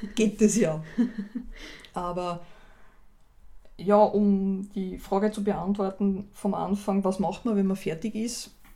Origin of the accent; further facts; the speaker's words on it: Austria; bei uns in Österreich